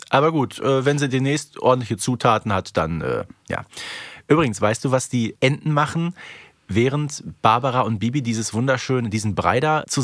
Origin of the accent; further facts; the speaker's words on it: Hamburg, Germany; Ja, als Hamburgerin musst du dazu auch eine Meinung